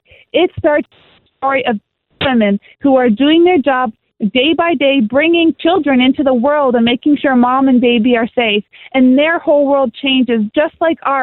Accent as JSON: {"language": "English", "country": "Canada", "said": "I'm a Canadian"}